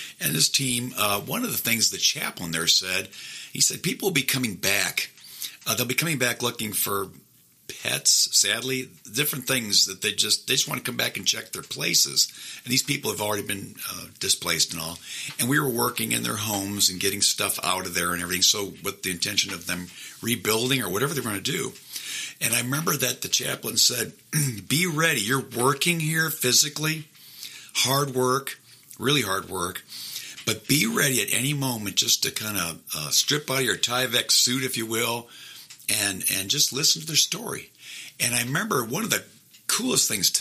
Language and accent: English; Midwest, United States; moved away as an adult; now in Augusta, United States; I'm originally from the Midwest